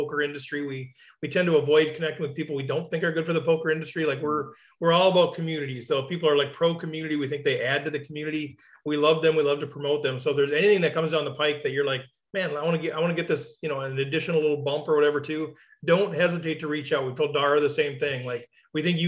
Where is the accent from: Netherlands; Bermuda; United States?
United States; as an American